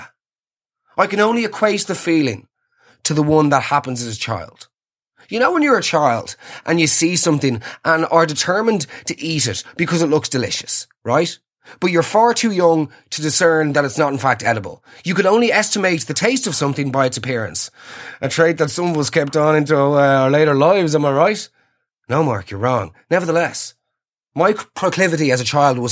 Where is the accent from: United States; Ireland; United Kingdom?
Ireland; Us Irish